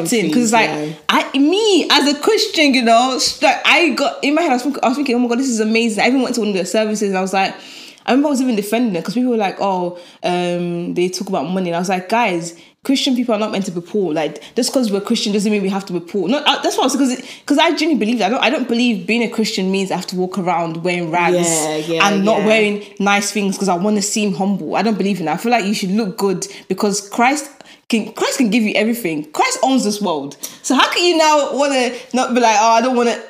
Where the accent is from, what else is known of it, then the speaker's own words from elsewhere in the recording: Birmingham, West Midlands, United Kingdom; accent: Birmingham; I'm from Birmingham